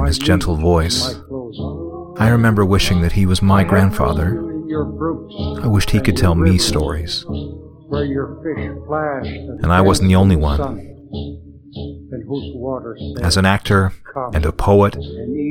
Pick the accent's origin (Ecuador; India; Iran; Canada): Canada; northern Manitoba; In northern Manitoba, where I was born and educated from kindergarten to university